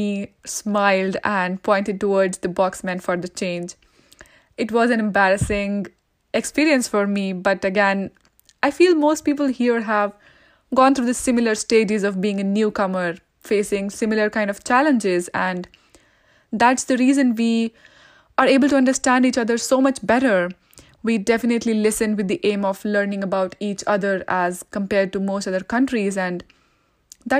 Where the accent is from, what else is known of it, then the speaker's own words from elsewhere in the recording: India; moved away as an adult; now in Canada; I was born and raised in India